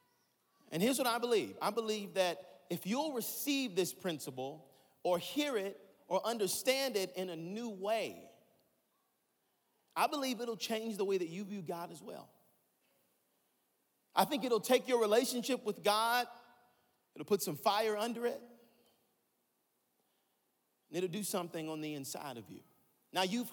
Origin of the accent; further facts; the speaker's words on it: Atlanta, Georgia, United States; I'm from Atlanta, Georgia